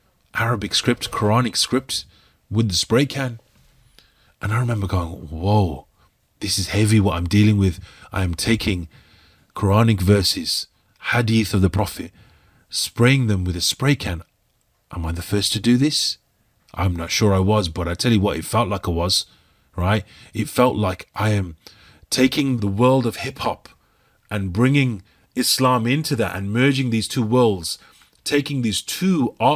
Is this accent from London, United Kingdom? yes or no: no; Birmingham, West Midlands, United Kingdom; I was painting a mural in the inner city part of Birmingham, my home city.